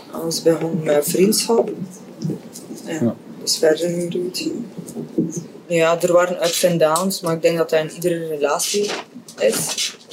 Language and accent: Dutch; Russia; now in Belgium; bij ons in Rusland is dat de gewoonte.